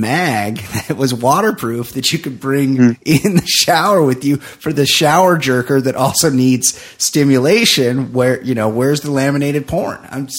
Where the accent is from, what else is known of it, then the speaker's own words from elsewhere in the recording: Texas, United States; Like, oh, it's because I'm from Brazos County in South Texas.